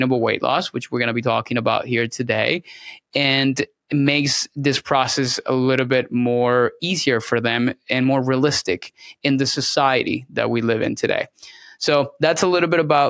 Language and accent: English; Venezuela; moved away as an adult; now in Tampa, United States; I'm originally from Venezuela. So I'm Hispanic, born and raised. And I moved to the United States around 2009 to complete my schooling